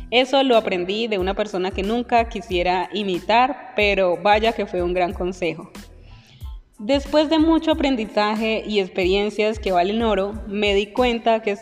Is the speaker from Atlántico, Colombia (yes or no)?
no; Palmira, Valle del Cauca, Colombia; also born or lived in Medellín; Tengo 39 años, nací en la ciudad de Medellín, Antioquia. Cuando era niño nos mudamos al Valle del Cauca, específicamente en Palmira. Allí crecí